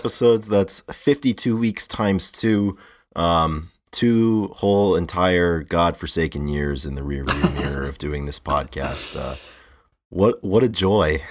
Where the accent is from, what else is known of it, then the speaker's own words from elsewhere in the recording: New England, United States; growing up in New England